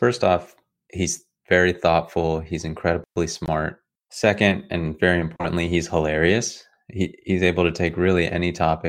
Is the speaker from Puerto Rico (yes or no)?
no; South Africa; what it's like growing up in South Africa under apartheid.